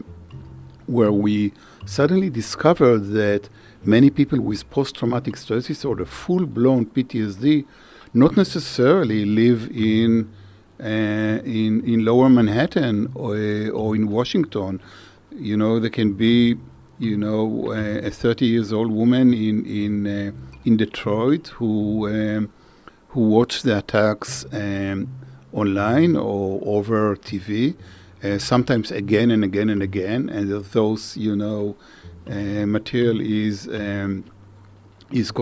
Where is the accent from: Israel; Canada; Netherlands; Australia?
Israel; moved away as an adult; now in United States; I grew up in Israel